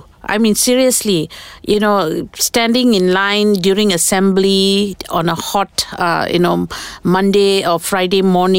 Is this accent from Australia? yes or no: no; Selangor, Malaysia; I'm from Selangor